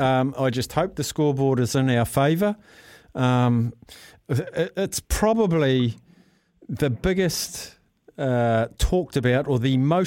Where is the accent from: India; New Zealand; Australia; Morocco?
New Zealand; maybe it's because I'm a New Zealander.